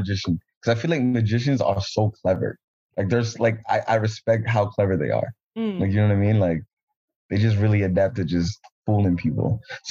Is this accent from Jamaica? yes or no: yes; Jamaica; as a Jamaican